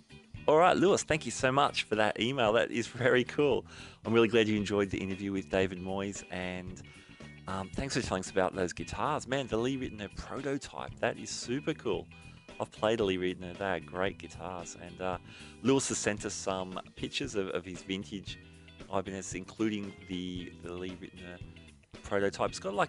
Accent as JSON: {"language": "English", "country": "Singapore", "said": "I'm from Singapore"}